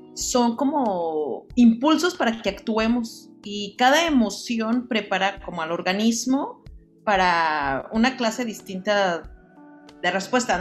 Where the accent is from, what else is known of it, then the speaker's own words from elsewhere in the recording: Mexico; nosotros como buenos mexicanos